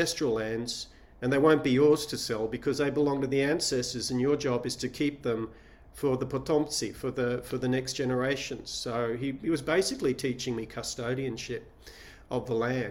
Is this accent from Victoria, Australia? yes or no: no; Sydney, New South Wales, Australia; also born or lived in Shanghai; I was born in Australia, born in Sydney, grew up there.